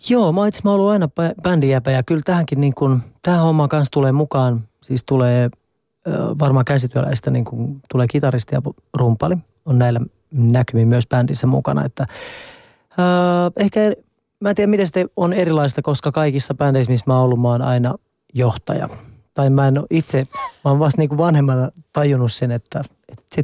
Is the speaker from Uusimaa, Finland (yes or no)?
yes; Nurmijärvi, Uusimaa, Finland; Mä oon itse asiassa vielä enemmän äh, kylien mies. Mä oon tuolta Nurmijärveltä kotoisin